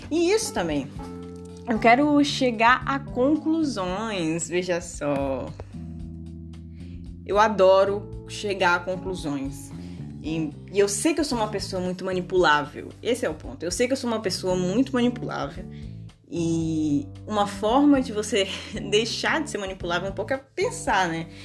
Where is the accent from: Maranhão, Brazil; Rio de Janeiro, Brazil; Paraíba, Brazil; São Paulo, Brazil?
Maranhão, Brazil; moved away; Eu sou maranhense, moro, não moro mais no Maranhão. E uma forma de me reconectar com o Maranhão é o quê?